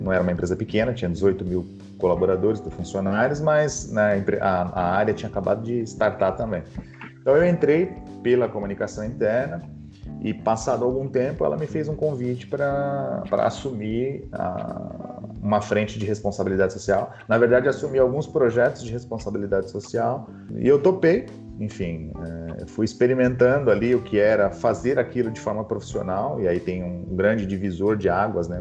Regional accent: São Paulo, Brazil; Eu nasci no Capão Redondo, né? então, mais precisamente no Jardim Comercial, no Capão Redondo, no extremo sul da Zona Sul de São Paulo.

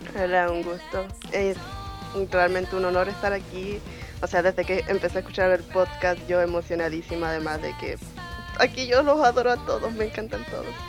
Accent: Chile; Yo soy chilena.

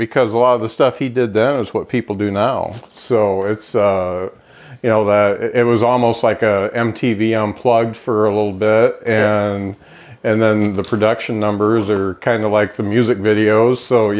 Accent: Lakeville, Minnesota, United States; He's a Lakeville guy, and I grew up in Lakeville, so it was neat to talk about Lakeville comedy

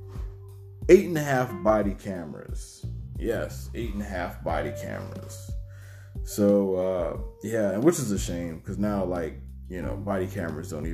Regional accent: United States; when I was growing up in Liberty City, Seaport, Savannah

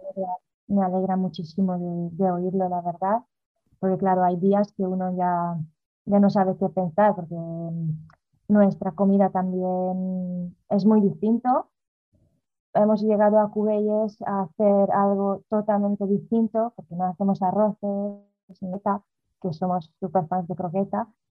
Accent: Hungary; moved away as an adult; also born or lived in Galicia, Spain / Netherlands; now in Spain; yo nací en Hungría, a los 18 años me he venido a España a vivir con mi madre

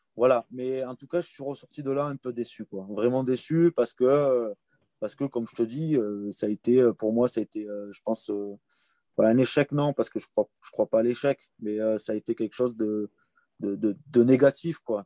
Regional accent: Comminges, Occitania, France; j'ai grandi dans le Comminges, dans un petit village des Pyrénées

